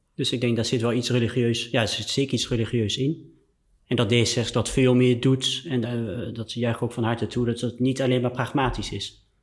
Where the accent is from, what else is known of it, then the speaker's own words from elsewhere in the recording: France; moved away; ik ben in Frankrijk opgegroeid